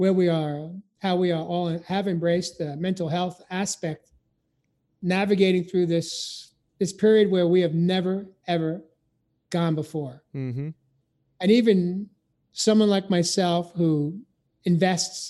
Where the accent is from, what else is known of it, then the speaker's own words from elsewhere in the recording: New York, United States; I grew up in New York